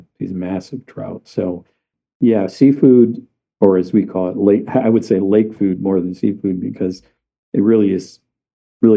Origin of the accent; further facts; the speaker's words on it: Upper Peninsula, Michigan, United States; I was born in the Lower Peninsula, and I moved here when I was a kid